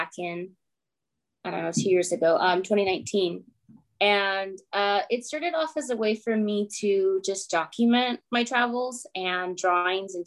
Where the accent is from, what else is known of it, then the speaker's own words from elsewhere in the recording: Phoenix, Arizona, United States; also born or lived in Chattanooga, Tennessee; I was born here in North Phoenix, and my parents immigrated from Mexico in the late 80s, and then I'm a result of that. Grew up in North Phoenix